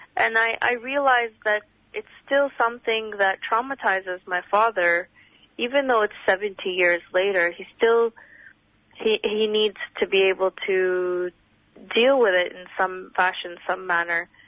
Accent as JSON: {"language": "English", "country": "Canada", "tie": "born or raised there", "moved": "yes", "lives_now": "Australia", "said": "Growing up in Canada"}